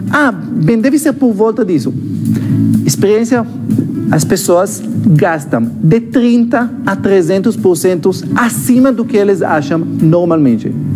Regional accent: Israel; Portuguese is a second language; moved away as an adult; now in Brazil; eu sou israelense, esse sotaque não é da Bahia

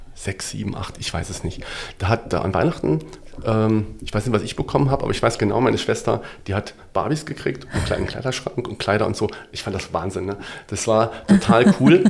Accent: Wadgassen, Saarland, Germany; also born or lived in Saarbrücken; ich geboren wirklich so in Saarbrücken mhm. ähm, und aufgewachsen in einem äh, Ort in der Nähe von Saarlouis, das kennt man vielleicht noch ein mhm. bisschen, der ist Wattgassen

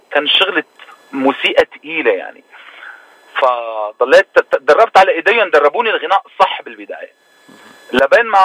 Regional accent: Syria; also born or lived in Lebanon; now in Toronto, Canada; لا قعدت بلبنان اربع سنين

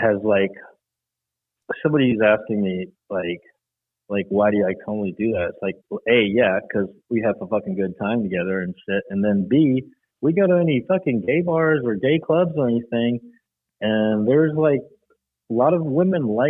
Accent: South Georgia, United States; accent: southern; also born or lived in London, England; I moved here from London, England to South fucking Georgia when I was like 4 or 5 years old.

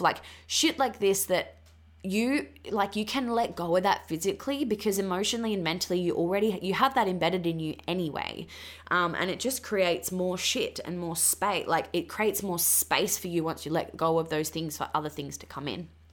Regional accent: Western Australia, Australia; moved away as an adult; also born or lived in Queensland; originally I'm from Western Australia.

